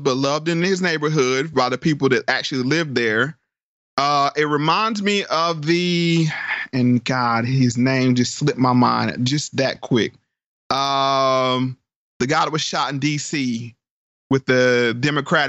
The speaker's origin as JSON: {"language": "English", "area": "DMV, DC area", "region": "Northern Virginia", "country": "United States", "said": "I'm from Northern Virginia, DMV, DC area"}